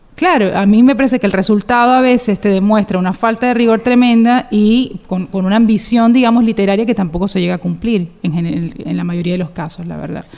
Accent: Cartagena, Bolívar, Colombia; moved away; also born or lived in Bogotá; Yo soy cartagenera.

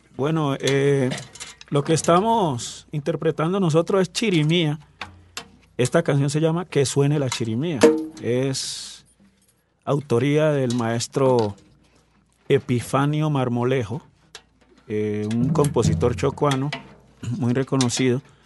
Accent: San Juan region, Chocó, Colombia; moved away as an adult; also born or lived in Quibdó / Juradó; now in Bahía Solano, Colombia; Somos de raíces del San Juan, Ismina, Andagoya, Condoto

